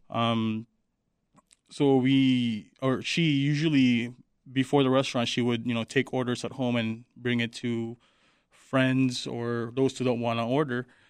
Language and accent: English; Manila, Metro Manila, Philippines; moved away; I grew up in Manila